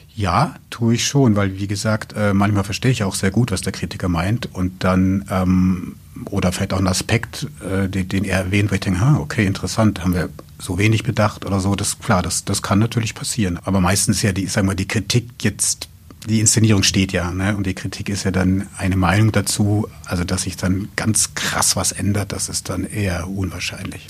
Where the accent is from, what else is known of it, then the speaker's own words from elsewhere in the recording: Coburg, Bavaria, Germany; moved away as an adult; now in Braunschweig, Germany; Ich komme ja aus Coburg, aus Franken gebürtig